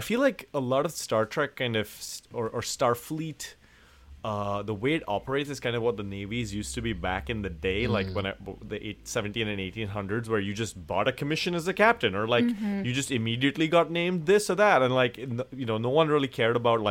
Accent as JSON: {"language": "English", "country": "India", "moved": "yes", "said": "a person originally from India"}